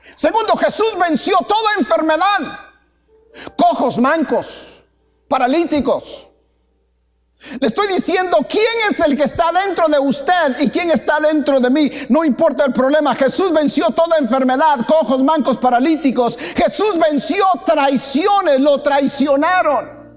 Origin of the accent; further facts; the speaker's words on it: Guatemala; moved away; Como decía un comercial allá en mi tierra